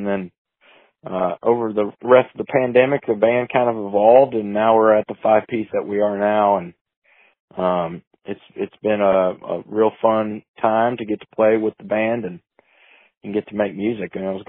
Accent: Kentucky, United States; I play with …, and I'm from Kentucky over here. Living in Frankfort now.

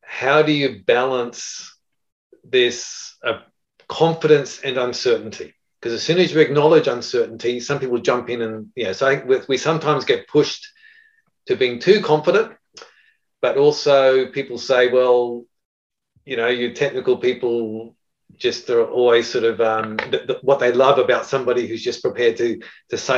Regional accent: Japan; I was brought up in Japan with my parents, my father in engineering, and my mother was a doctor, and they were missionaries in Japan.

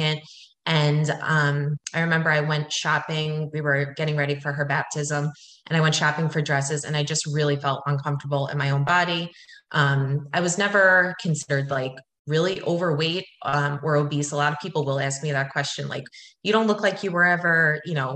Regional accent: Long Island, New York, United States; I'm from Long Island

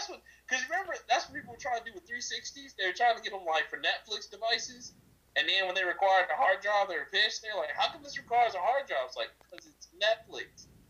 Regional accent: Montgomery, Alabama, United States; I'm from Montgomery. It's pretty rough.

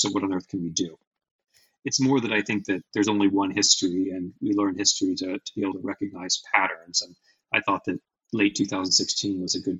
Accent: United States; I'm an American and I'm a historian, but I'm not an American historian.

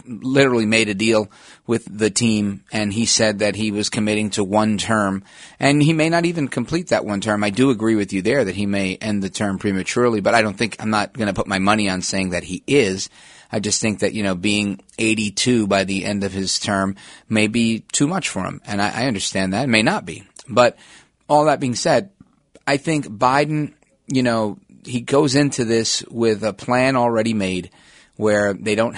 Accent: New Jersey, United States; my home state of New Jersey

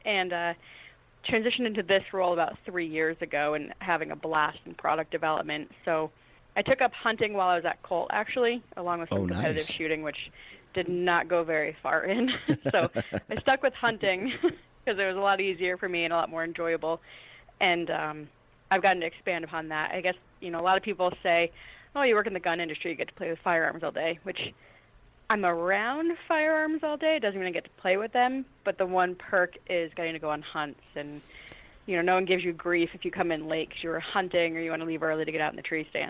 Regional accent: New England, United States; I grew up in New England, which tends to have some varying opinions on them.

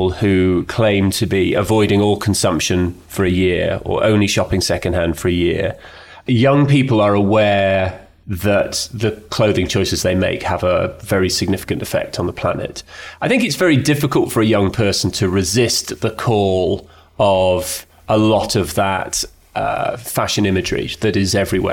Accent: Edinburgh, Scotland, United Kingdom; I was brought up in Edinburgh by Scottish parents who valued things

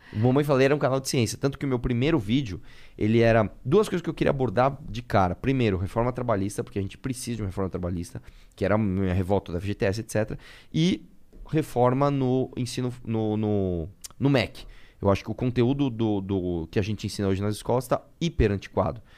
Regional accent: São Paulo, Brazil; Nasci em São Paulo. Tá. Eu estudei no Colégio Lumiere, aqui na Zona Leste

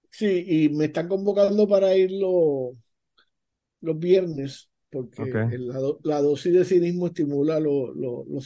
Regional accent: Ponce, Puerto Rico; yo soy de Constancia también. Yo soy de Constancia también.

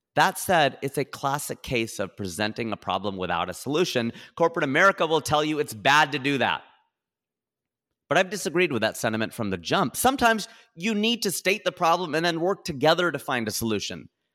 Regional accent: Ohio, United States; now in California, United States; I'm a boy from Ohio. who owns a plot of land in California.

